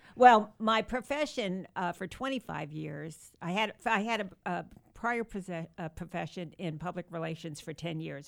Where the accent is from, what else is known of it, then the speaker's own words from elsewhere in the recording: New Rochelle, New York, United States; moved away; I was born and raised in New York